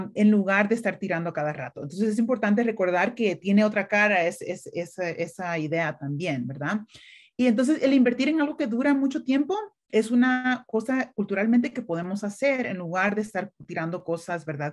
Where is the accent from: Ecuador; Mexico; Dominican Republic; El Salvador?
El Salvador; now in United States; yo crecí en una finca en El Salvador